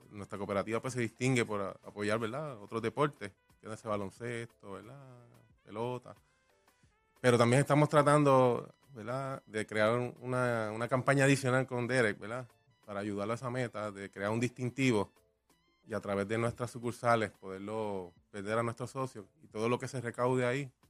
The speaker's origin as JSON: {"language": "Spanish", "town": "Arecibo", "country": "Puerto Rico", "said": "Lo tenemos allí cerquita también, somos de Arecibo."}